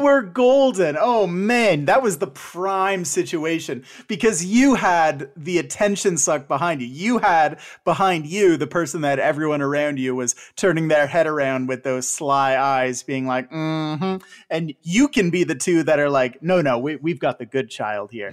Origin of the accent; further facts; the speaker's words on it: Canada; a Canadian of a certain age